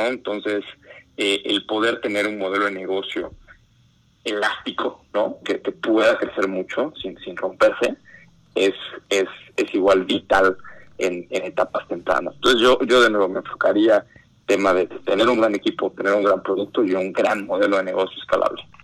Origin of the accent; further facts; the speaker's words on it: Mexico; yo como fundador soy mexicano